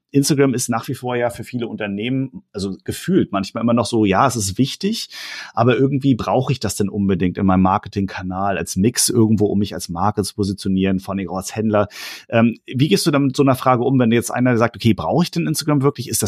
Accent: Hamburg, Germany; du kommst aus Hamburg, ich komme aus Hamburg.

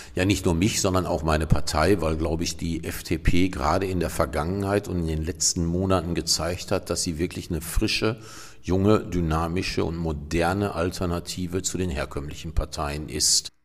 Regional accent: Cuxhaven, Lower Saxony, Germany; hier in meiner Heimatstadt Cuxhaven

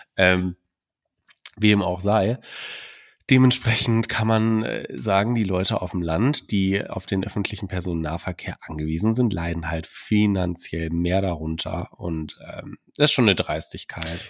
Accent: Germany; hier bei uns in Deutschland

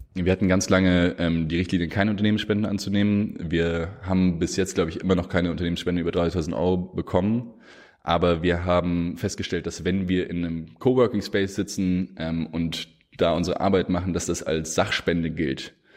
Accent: Germany; als Deutsche

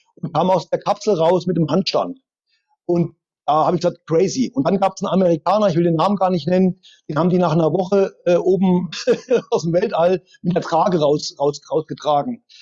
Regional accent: East Germany, Germany; geboren als Ossi

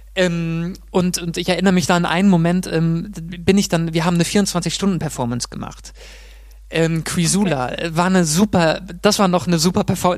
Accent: Mainz, Rhineland-Palatinate, Germany; moved away as an adult; also born or lived in Munich; wie in Mainz, wie in meiner Heimat

